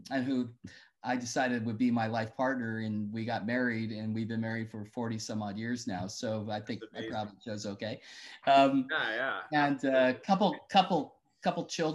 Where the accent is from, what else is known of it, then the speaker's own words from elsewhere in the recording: Petaluma, California, United States; my parents were teachers in Petaluma and public school teachers.